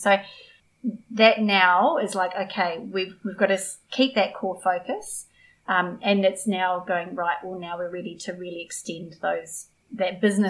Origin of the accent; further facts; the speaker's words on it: Kangaroo Island, South Australia, Australia; We're both country kids. I grew up on Kangaroo. I don't sound it, but I grew up on Kangaroo Island.